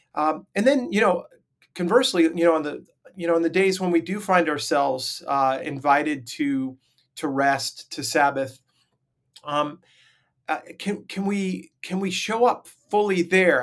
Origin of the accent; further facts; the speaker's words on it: Long Island, New York, United States; I grew up on Long Island, New York